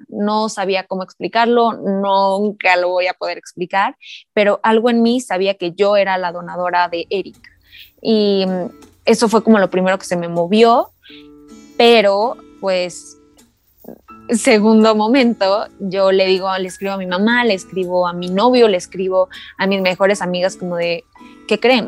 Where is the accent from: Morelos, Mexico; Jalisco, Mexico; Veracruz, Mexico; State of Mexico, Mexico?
Morelos, Mexico; Cuernavaca; also born or lived in Mexico City; soy de Cuernavaca, pero también estoy entre la Ciudad de México